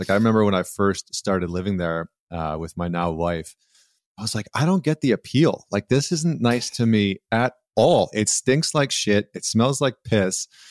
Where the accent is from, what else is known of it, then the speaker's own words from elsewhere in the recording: Alberta, Canada; also born or lived in Vancouver / upstate New York; now in New York, United States; I grew up in Alberta where, you know, six months out of the year, it's like minus thirty